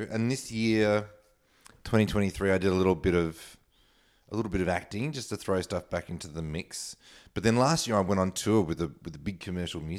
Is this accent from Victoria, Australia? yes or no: yes; Melbourne, Victoria, Australia; moved away as an adult; I grew up in Melbourne